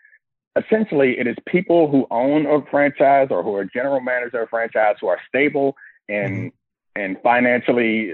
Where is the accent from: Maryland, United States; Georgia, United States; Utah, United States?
Maryland, United States; Baltimore; I was from Baltimore